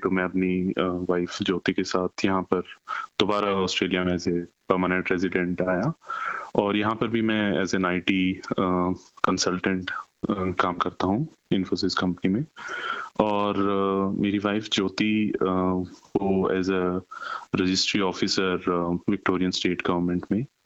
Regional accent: Rohtak, Haryana, India; moved away as an adult; now in Australia; भारत में हम हरियाणा रोहतक से बिलोंग करते हैं

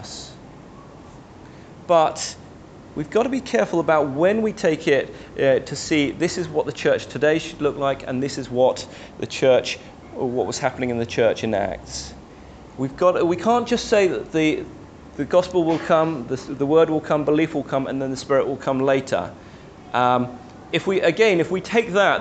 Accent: London, United Kingdom; As a young boy growing up in the Chinese church in London

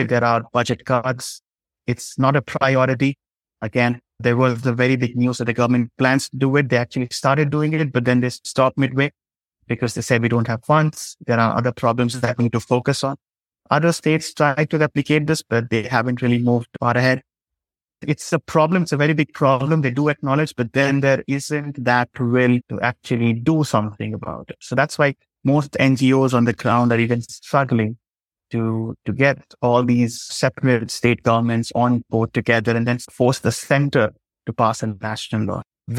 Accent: India; the literacy rate isn't high in my home state.

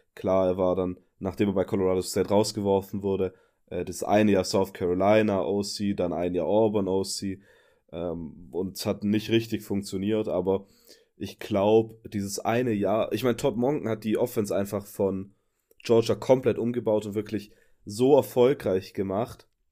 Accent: Upper Swabia, Baden-Württemberg, Germany; accent: Swabian; seit ich wieder in Oberschwaben wohne, ist mein Akzent wieder richtig übel

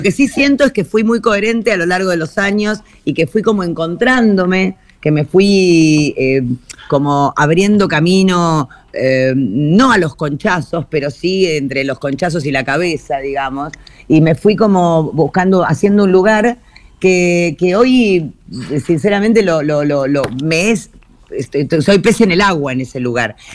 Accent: Buenos Aires, Argentina; la casa modesta en la que yo me crié en Floresta, la casa Chorizo, que es la casa que yo siempre recuerdo porque es la casa de mi infancia

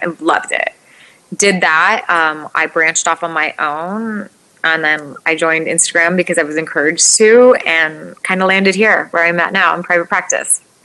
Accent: United States; I'm born and raised in the United States, but we still eat cultural foods

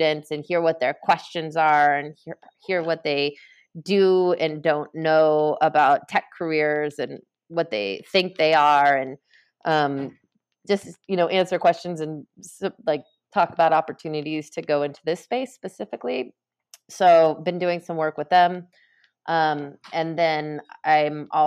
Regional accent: Bay Area, California, United States; I'm from California. I'm from the Bay Area. So yeah, I grew up in the Bay Area before tech took over there

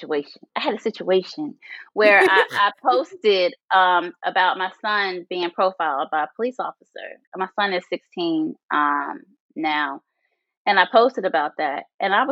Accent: Northern Virginia, United States; moved away; I grew up in Northern Virginia

